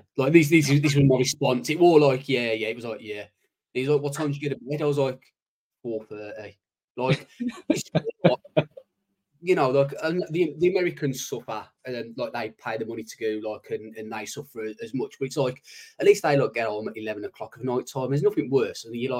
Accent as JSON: {"language": "English", "area": "Black Country", "region": "West Midlands", "country": "United Kingdom", "accent": "yam yam", "said": "Yeah, I'm a yam yam."}